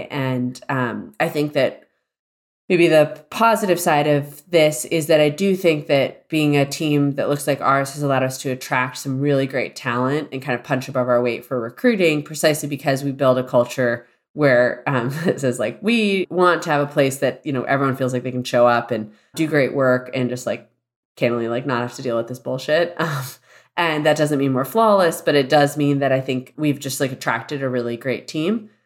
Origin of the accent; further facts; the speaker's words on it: Celebration, Florida, United States; I grew up in Walt Disney World's planned community.